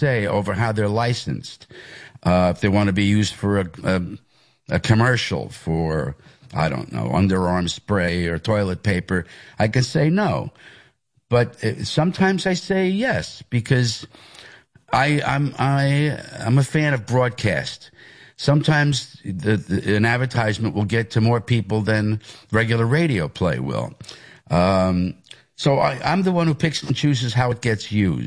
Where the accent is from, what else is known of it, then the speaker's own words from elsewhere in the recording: Hicksville, New York, United States; I am from Hicksville. That's where I went to school. That was my home area